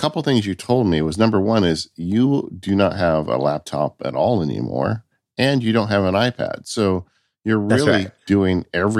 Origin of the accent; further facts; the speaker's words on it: California, United States; I grew up in California, so leaving the state's like a five-hour trip for us.